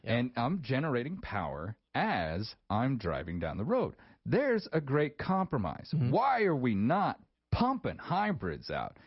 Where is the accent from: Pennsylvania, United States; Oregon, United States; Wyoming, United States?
Wyoming, United States; rural; those of us who've kind of grown up in in rural Wyoming our whole lives